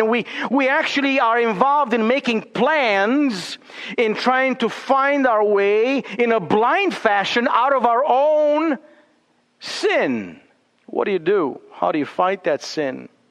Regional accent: Romania; now in Boise, United States; growing up in Romania

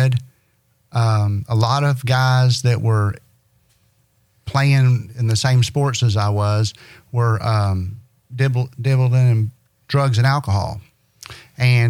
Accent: Owensboro, Kentucky, United States; I'm from Owensboro, Kentucky. Born and raised

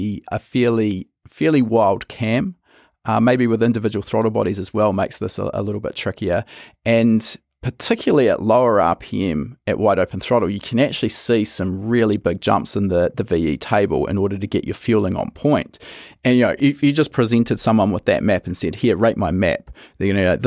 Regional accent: New Zealand; we come from New Zealand

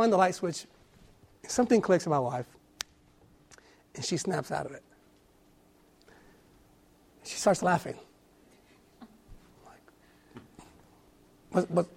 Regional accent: California, United States; moved away; I'm a city boy. I was born and raised in California

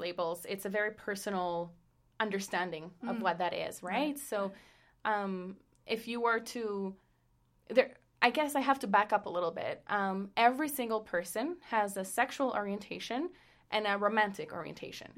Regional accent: Costa Rica; English is a second language; moved away; I'm a third culture kid from Costa Rica, which means that I grew up in a household whose culture was different from Costa Rica

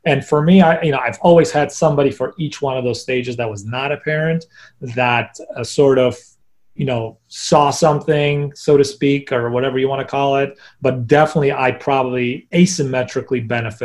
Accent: Poland; moved away; when I was growing up in Poland

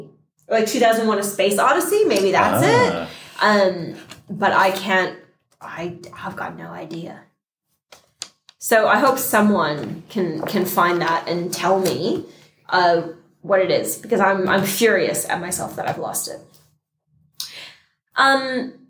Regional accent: Hawaii, United States; born and raised in Hawaii

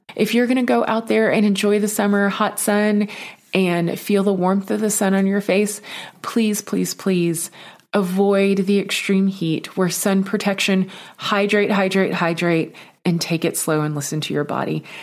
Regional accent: Texas, United States; I grew up in Texas

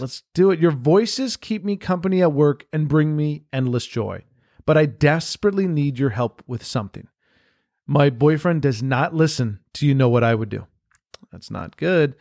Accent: Miami, Florida, United States; now in Los Angeles, United States; growing up in Miami and, like, that kind of lifestyle and that kind of reality, then coming here to, uh, you know, L

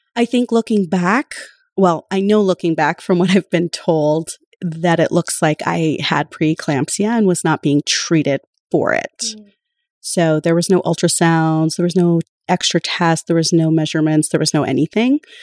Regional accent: Spirit Lake Nation, central North Dakota, United States; moved away as an adult; also born or lived in Fargo-Moorhead; now in Fargo, United States; I am from Spirit Lake Nation, which is on the Dakota Reservation in central North Dakota

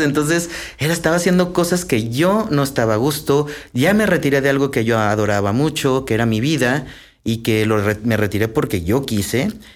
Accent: Aguascalientes, Mexico; yo soy originario de Aguascalientes, allá nací

